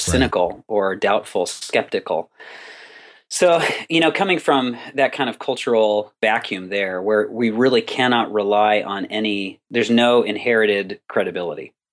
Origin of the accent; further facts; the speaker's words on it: Southern California, United States; I was born and raised in Southern California, which is where I still am